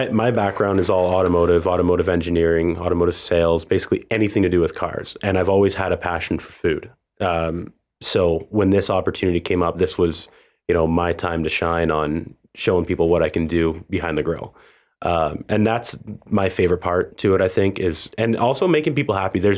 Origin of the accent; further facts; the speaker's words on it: Toronto, Ontario, Canada; moved away; So I mean, I moved here from a different country. I moved here from Toronto, Canada